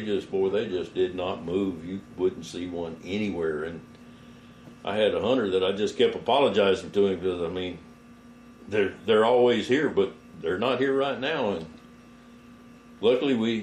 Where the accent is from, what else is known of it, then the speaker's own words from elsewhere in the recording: Florida, United States; moved away as an adult; also born or lived in Georgia; now in West Texas, United States; I'm from Florida originally, born and raised there